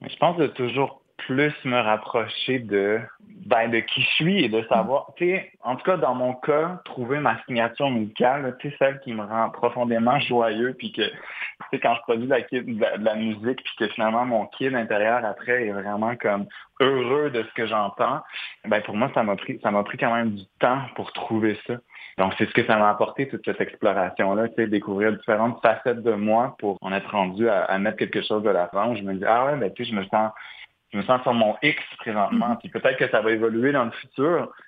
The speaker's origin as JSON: {"language": "French", "town": "Montreal", "region": "Quebec", "country": "Canada", "said": "en tant que Montréalais"}